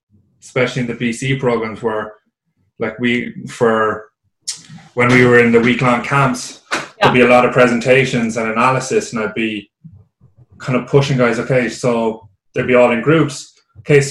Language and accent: English; Ireland; now in British Columbia, Canada; I'm Irish